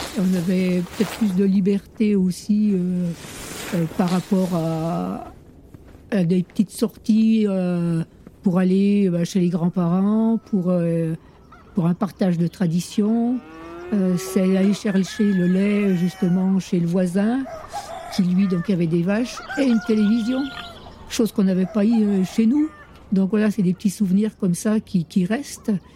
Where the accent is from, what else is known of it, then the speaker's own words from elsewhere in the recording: Courchevel, Auvergne-Rhône-Alpes, France; Je suis habitante de Saint-Bon, donc originaire du chef-lieu